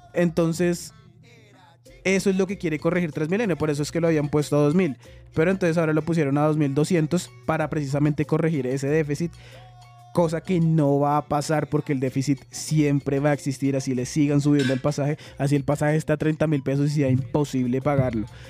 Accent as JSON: {"language": "Spanish", "country": "Colombia", "said": "somos colombianos"}